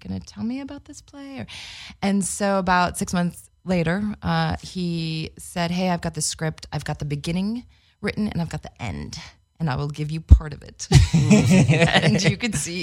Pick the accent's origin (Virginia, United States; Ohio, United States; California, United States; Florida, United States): California, United States; Los Angeles; moved away as an adult; also born or lived in Santa Cruz / San Diego; Born and raised in Los Angeles. I actually grew up in the industry